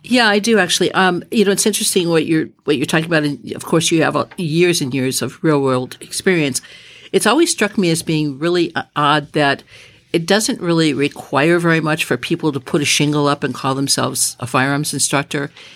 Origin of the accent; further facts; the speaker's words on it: Midwest, United States; moved away as an adult; also born or lived in Los Angeles, California; I was raised in the Midwest